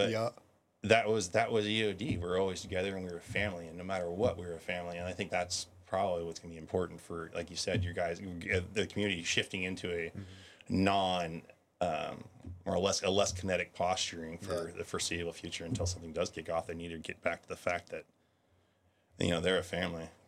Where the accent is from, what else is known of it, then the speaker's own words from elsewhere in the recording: Guam; I I am so thankful that I was raised in Guam.